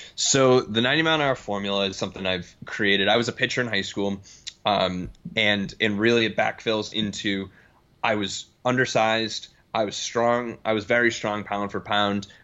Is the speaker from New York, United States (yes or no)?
no; Boston, Massachusetts, United States; moved away as an adult; also born or lived in Connecticut / Denver; now in Omaha, United States; I'm from Boston originally.